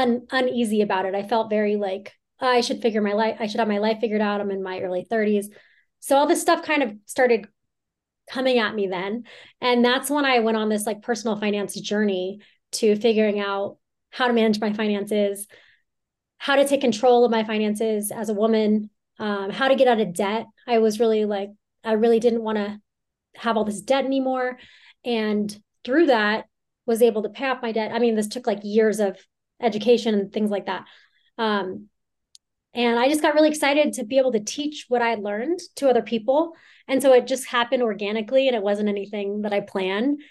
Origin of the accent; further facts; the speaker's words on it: Southern California, United States; moved away as an adult; now in Lake Tahoe, United States; I grew up in Southern California